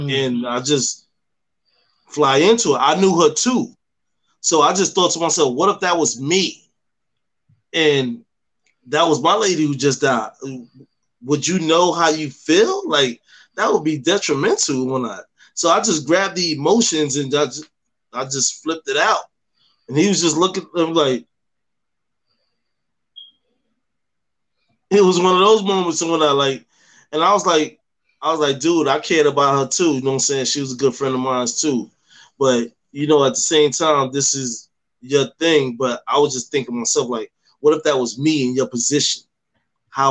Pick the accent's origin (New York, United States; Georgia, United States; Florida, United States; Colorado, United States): New York, United States; with me growing up in New York and carrying on the tradition of having, you know, raised by these Southerners